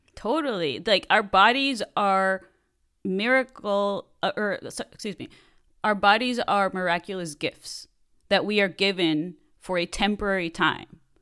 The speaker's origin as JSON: {"language": "English", "country": "Mexico", "tie": "born or raised there", "moved": "as an adult", "lives_now": "Los Angeles, United States", "said": "I grew up in Mexico and I was there until I was an adult and then I moved to the States."}